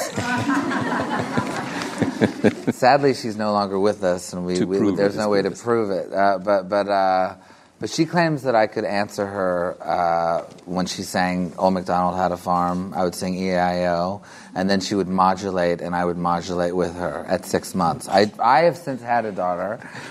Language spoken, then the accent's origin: English; Canada; When I'm in America, I'm a Canadian. When I'm in Canada, I'm an American.